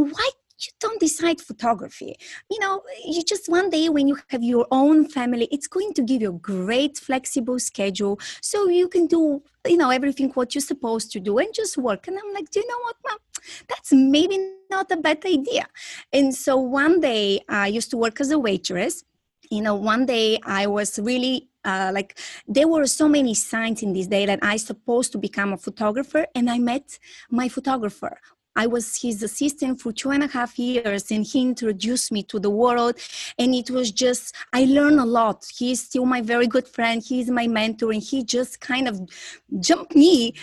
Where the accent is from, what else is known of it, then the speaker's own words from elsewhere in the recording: Bulgaria; English is a second language; moved away as an adult; now in Florida, United States; I'm originally from Bulgaria and I'm currently living in US, Florida.